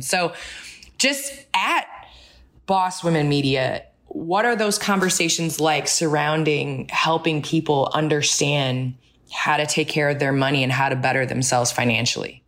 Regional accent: Chicago, Illinois, United States; I grew up in the Chicagoland area

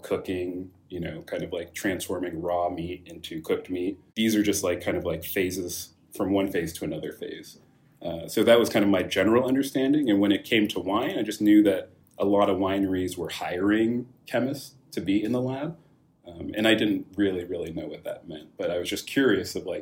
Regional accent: Rohnert Park, California, United States; there weren't many Nigerians in Rona Park where I grew up

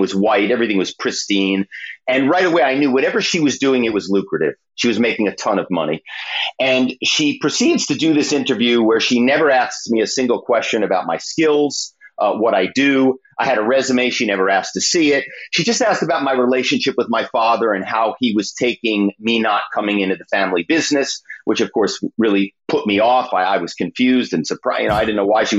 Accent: Philadelphia, Pennsylvania, United States; moved away as an adult; also born or lived in New York; now in Malibu, United States; I'm from Philadelphia.

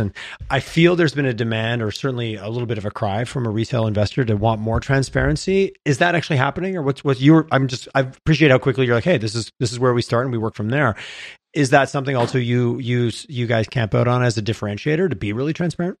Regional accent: Canada; we're Canadian

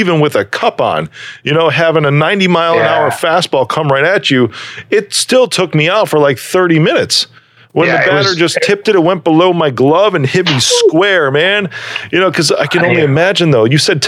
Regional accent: Chicago, Illinois, United States; My family, though, dude, I mean, born and raised in Chicago.

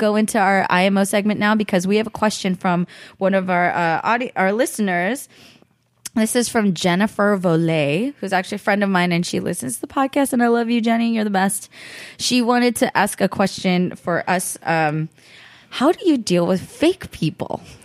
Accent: Bay Area, California, United States; now in Los Angeles, United States; I grew up in the Bay Area

